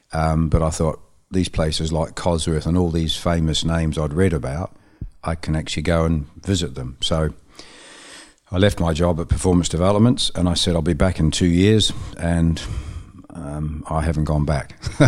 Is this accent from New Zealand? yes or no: yes; Dunedin, Otago, New Zealand; moved away as an adult; also born or lived in Auckland, New Zealand; now in England; move to Auckland from my hometown, Dunedin.